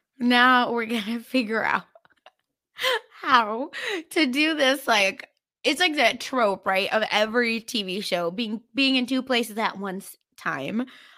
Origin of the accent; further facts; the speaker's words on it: Mumbai, Maharashtra, India; like I'm from Mumbai, which is like a more cosmopolitan city